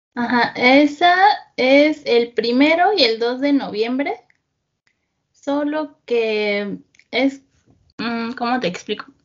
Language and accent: Spanish; State of Mexico, Mexico; also born or lived in Tijuana; Yo soy del Estado de México, como la zona central del país, aunque bueno, nací en Tijuana, pero estuve pues uno o dos años allá y no recuerdo nada, pero toda mi vida he, sido, he vivido aquí en, en el Estado de México